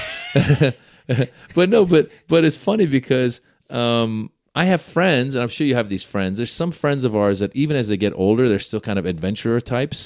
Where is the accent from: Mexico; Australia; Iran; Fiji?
Iran; moved away; I was born in Iran.